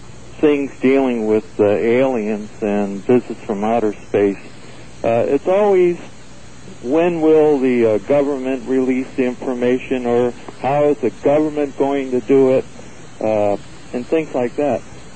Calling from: Oceanside, California, United States; I'm calling from Oceanside, California.

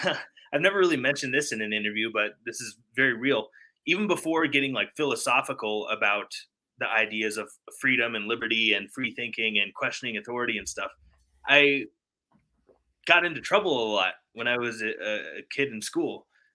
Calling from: Denver, Colorado, United States; Denver, Colorado.

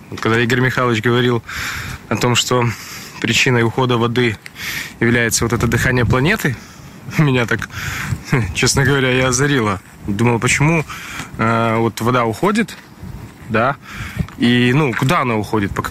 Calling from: Mogilev, Mogilev Region, Belarus; из Могилева, Беларусь.

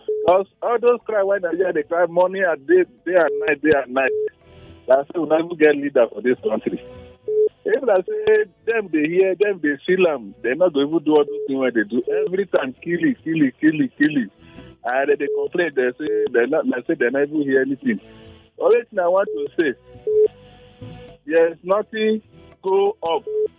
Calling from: Rayfield, Plateau, Nigeria; I'm from Rayfield, … from Rayfield.

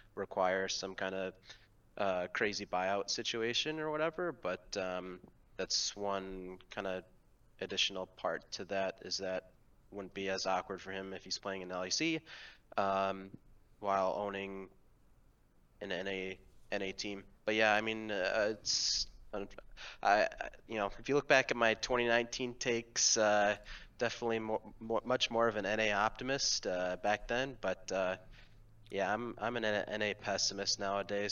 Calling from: Chapel Hill, North Carolina, United States; I'm calling from Chapel Hill, North Carolina.

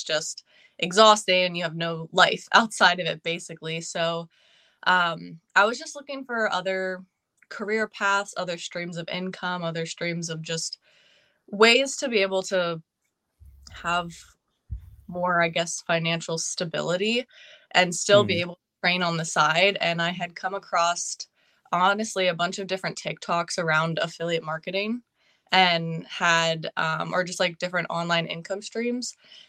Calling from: Pennsylvania, United States; I am from Pennsylvania.

